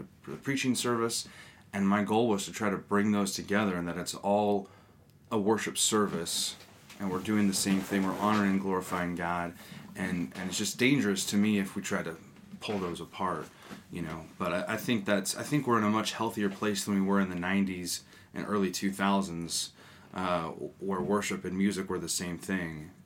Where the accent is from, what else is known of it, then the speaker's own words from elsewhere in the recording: Northern California, United States; I grew up in a Methodist and Presbyterian church, growing up in Northern California